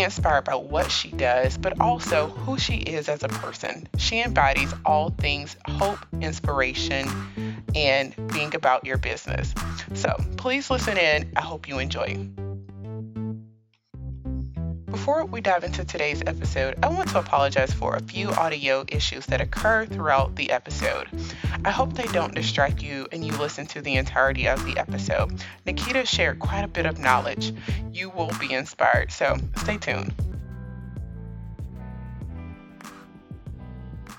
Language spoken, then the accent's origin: English; Monroeville, Alabama, United States; We're both from Monroeville, Alabama